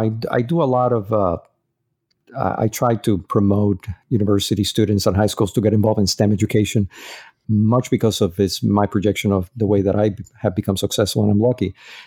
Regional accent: Dominican Republic; also born or lived in Puerto Rico; I go a lot to my hometown. It's Dominican Republic and Puerto Rico.

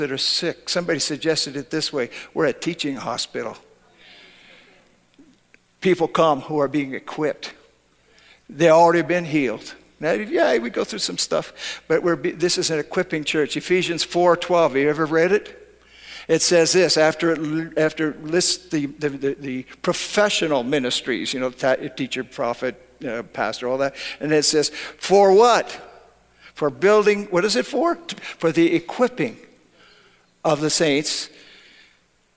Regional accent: Canada; now in United States; I grew up in Canada

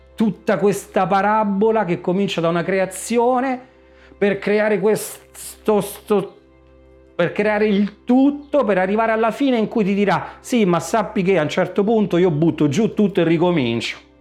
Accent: Sora, Lazio, Italy; vengo da Sora, Frosinone

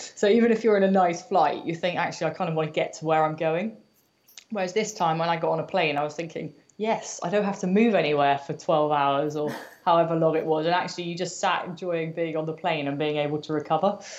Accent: United Kingdom; I am British, I am a runner

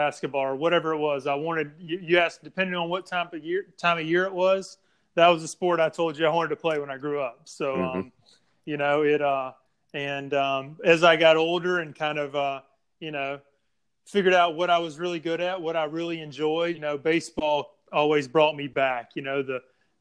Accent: Vicksburg, Mississippi, United States; I grew up in Vicksburg, Mississippi

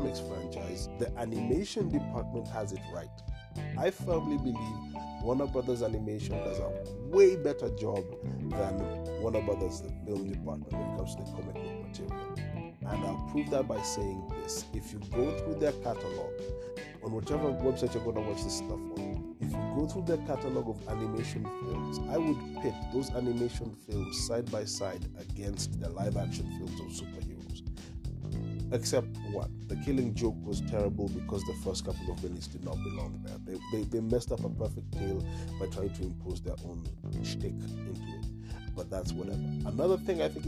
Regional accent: Kenya; I'm a Kenyan

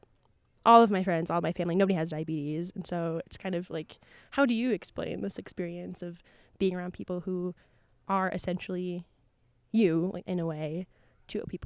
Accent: Minnesota, United States; I'm from Minnesota

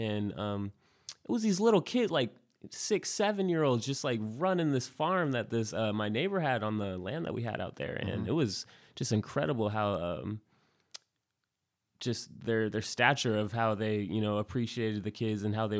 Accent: Spokane Valley, Washington, United States; born and raised in Spokane, in the Valley. Spokane Valley Hospital

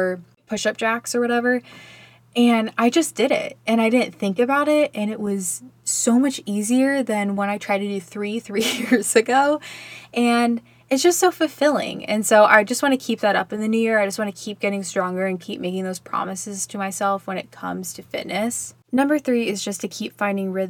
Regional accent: Texas, United States; I grew up in Texas

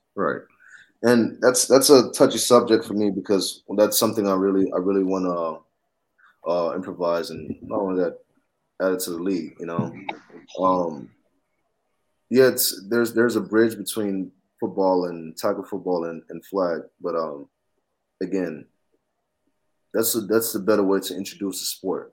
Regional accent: Atlanta, Georgia, United States; I'm from Atlanta

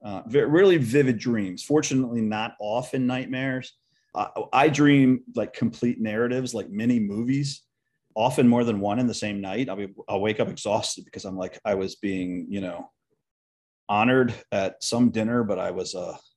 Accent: Edgewood, United States; moved away; I no longer live there, but I'll always consider Edgewood my hometown

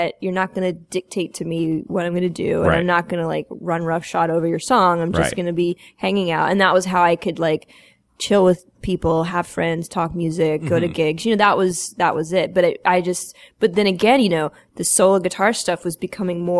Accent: Atlanta, Georgia, United States; I grew up in Atlanta, and I was this kid in the suburbs

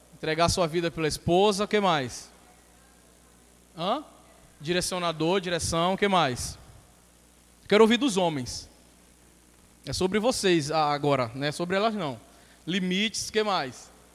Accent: Brazil; sou brasileiro

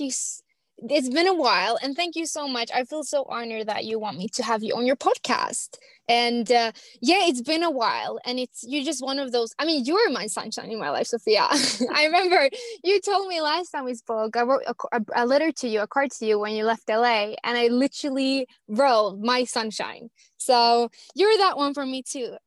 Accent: Finland; first language Swedish; English is a second language; moved away as an adult; also born or lived in Wilmington, Delaware, United States / Los Angeles, California, United States / London, United Kingdom; now in Alicante, Spain; I'm from Finland originally, but I moved to the States, lived on the East Coast for one year in Wilmington, Delaware as an au pair

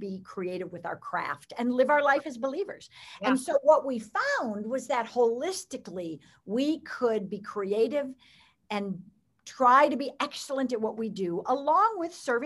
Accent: Chicago, Illinois, United States; moved away as an adult; now in Los Angeles, United States; I grew up in Chicago

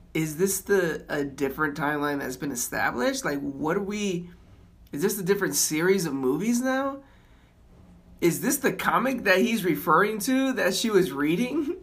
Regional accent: Florida, United States; moved away; I'm from Florida

